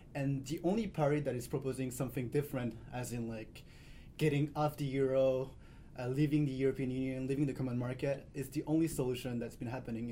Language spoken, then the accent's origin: English; Paris, Île-de-France, France; growing up in Paris